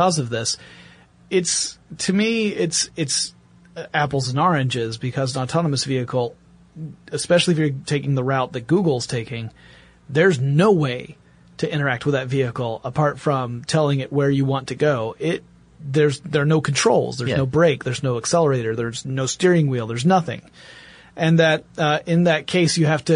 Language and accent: English; Gainesville, Georgia, United States; I grew up in Gainesville, Georgia, poultry capital of the world.